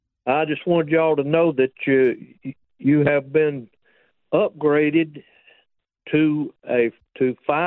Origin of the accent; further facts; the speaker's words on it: Leesburg, Georgia, United States; I'm from Leesburg, too.